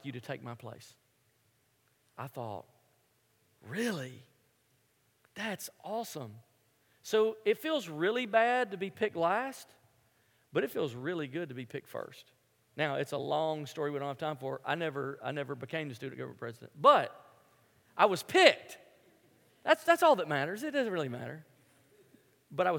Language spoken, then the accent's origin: English; Memphis, Tennessee, United States; moved away; I grew up in Memphis, which is a basketball city